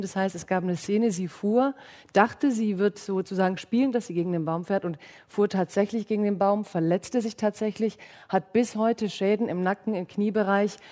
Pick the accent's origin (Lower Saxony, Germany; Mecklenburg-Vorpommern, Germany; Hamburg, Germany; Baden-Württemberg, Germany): Baden-Württemberg, Germany; ich komme ja aus Baden-Württemberg